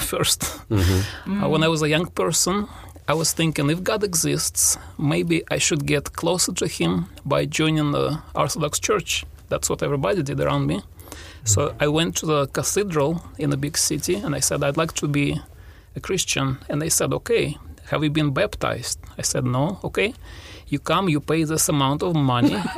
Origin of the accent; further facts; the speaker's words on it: Russia; English is a second language; moved away; also born or lived in Kazakhstan; my parents, they both were engineers, and they moved to Russia. That's where I grew up